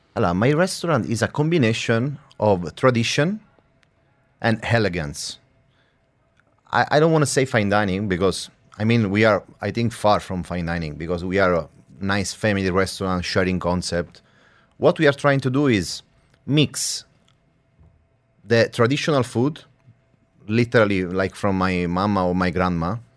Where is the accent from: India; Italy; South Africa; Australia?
Italy; Sicily; now in Dubai, United Arab Emirates; when you grow in Sicily, I mean, uh, inside the family, there is a, a literary culture about the food.